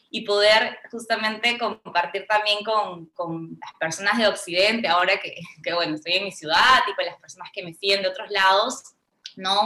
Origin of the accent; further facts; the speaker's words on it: Peru